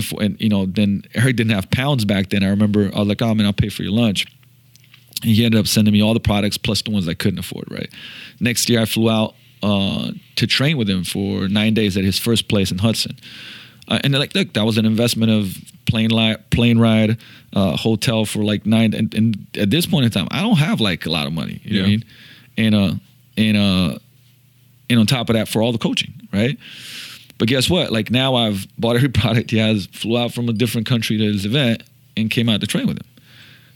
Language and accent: English; Slovenia; moved away; also born or lived in Seattle; I'm from Slovenia.